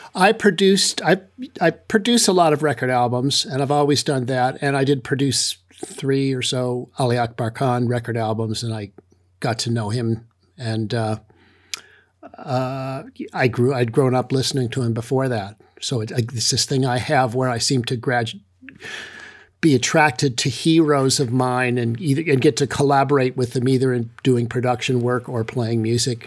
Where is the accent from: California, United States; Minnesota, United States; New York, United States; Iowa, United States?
California, United States; San Francisco Bay Area; I was growing up in the San Francisco Bay Area